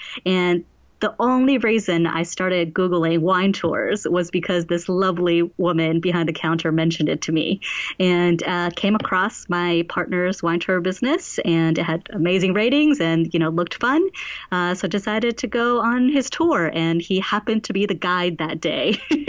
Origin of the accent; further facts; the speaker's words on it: New York City, New York, United States; moved away as an adult; also born or lived in Shanghai, China; now in Queenstown, New Zealand; So I was born in Shanghai and lived in New York City for most of my life.